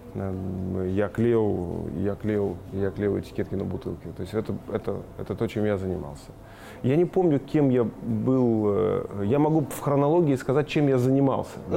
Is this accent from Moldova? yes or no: yes; Bălți, Moldova; also born or lived in Shymkent, Kazakhstan; я родился в Казахстане, в городе Чемкент